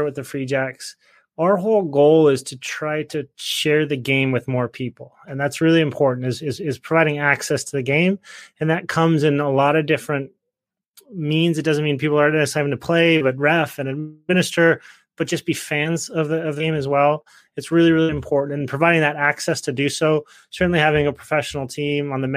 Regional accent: Salt Lake City, Utah, United States; moved away; I grew up in Salt Lake

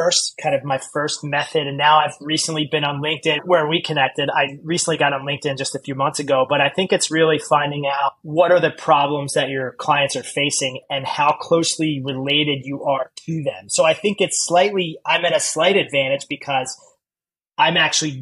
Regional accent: United States; moved away as an adult; also born or lived in New York; as an American

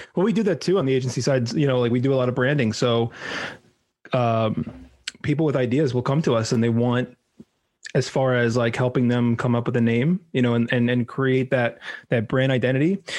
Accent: New York, United States; moved away as an adult; now in South Florida, United States; So I'm originally from New York. I grew up in New York

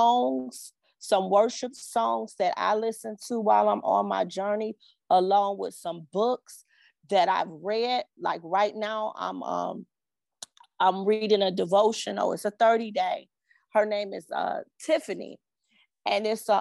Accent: Cleveland, Ohio, United States; I am from Cleveland, Ohio

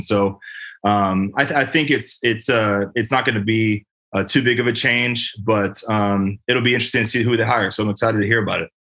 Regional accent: Bay Area, California, United States; moved away as an adult; also born or lived in Indianapolis; I'm from California. I'm I'm I'm a Bay Area native

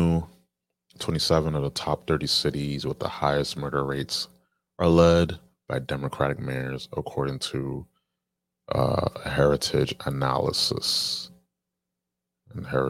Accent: New York, United States; my home state, New York

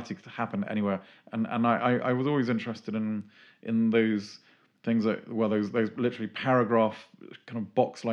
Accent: Tunbridge Wells, South East England, United Kingdom; I'm from Tunbridge Wells, rural Tunbridge Wells originally

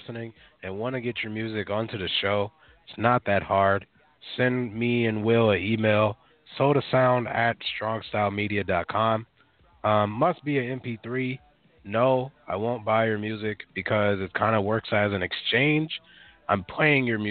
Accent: Minneapolis, Minnesota, United States; I grew up in North Minneapolis.

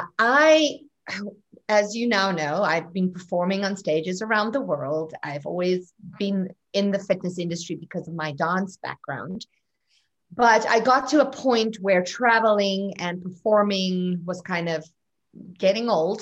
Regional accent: South Africa; I don't think it's so much South Africa as it is my family, my home, my parents. Look, South Africa is wa

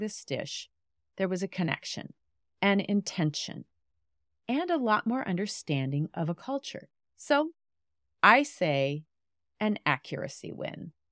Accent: Western Montana, United States; moved away as an adult; I grew up in Western Montana, and we have recently returned to my little small town, my small hometown

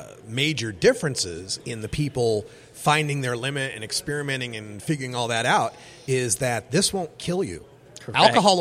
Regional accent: Oregon, United States; In my home state of Oregon

